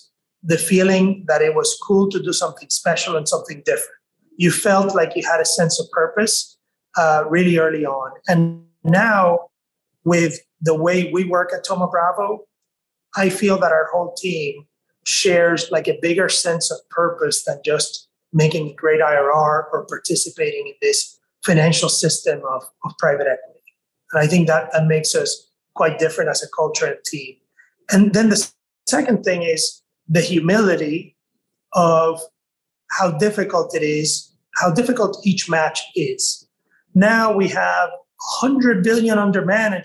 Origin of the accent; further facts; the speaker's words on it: Mayagüez, Puerto Rico; I am from Mayagüez, Puerto Rico. And the one thing I'd like to share with the audience about that is that I did not grow up disadvantaged, but I grew up in an isolated place